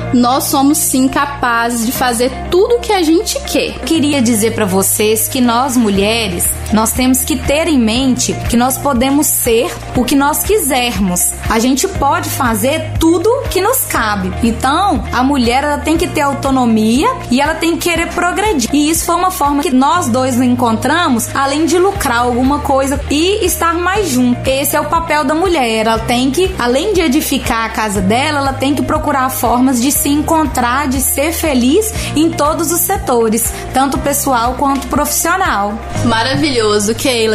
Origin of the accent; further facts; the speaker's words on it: Belo Horizonte, Minas Gerais, Brazil; moved away as an adult; now in Mantena, Brazil; sou natural de Belo Horizonte. Há 10 anos que eu moro na cidade de Mantena